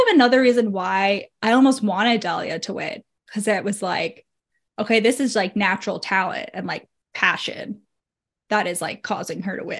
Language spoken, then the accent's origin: English; Northeast, United States; I grew up in the Northeast